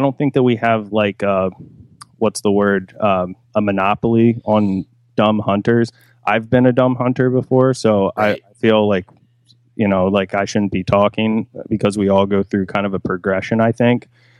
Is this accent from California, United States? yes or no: no; Pennsylvania, United States; I'm from South Central Pennsylvania.